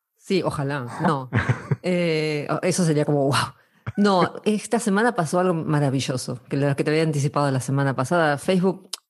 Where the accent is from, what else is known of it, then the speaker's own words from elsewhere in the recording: Argentina; moved away as an adult; now in Spain; Yo soy argentina y vivo en España desde hace cinco años